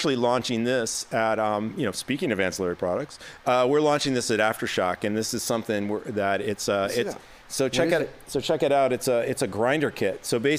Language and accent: English; Detroit, Michigan, United States; moved away as an adult; also born or lived in New York; now in Los Angeles, United States; I grew up in the Detroit area